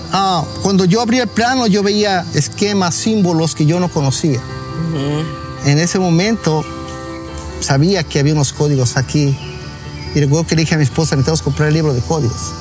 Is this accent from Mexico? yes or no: yes; Monterrey, Nuevo León, Mexico; moved away as an adult; also born or lived in Mexico City; now in United States; Yo soy nacido en Monterrey, Nuevo León y viví en México, Distrito Federal.